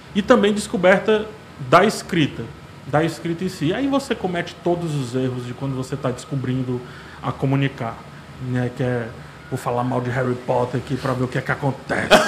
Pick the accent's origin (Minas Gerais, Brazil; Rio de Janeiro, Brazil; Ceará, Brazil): Ceará, Brazil; Fortaleza; Ah, eu nasci aqui em Fortaleza, né? Sou daqui de Fortaleza